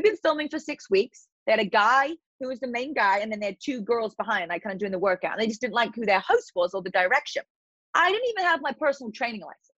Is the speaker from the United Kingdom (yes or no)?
yes; Eastbourne, South East England, United Kingdom; accent: British; moved away as an adult; now in United States; my hometown in Eastbourne